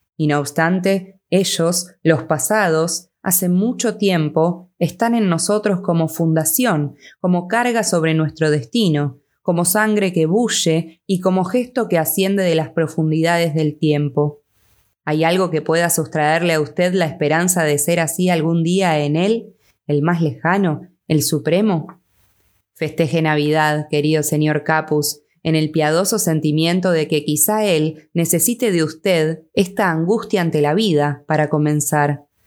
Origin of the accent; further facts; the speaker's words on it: Argentina; yo soy de Argentina